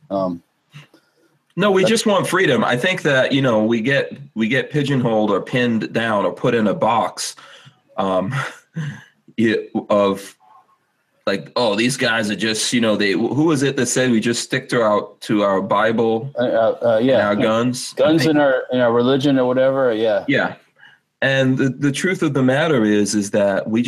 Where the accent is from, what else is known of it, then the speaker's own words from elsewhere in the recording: New York, United States; I came from New York, and I came for a reason.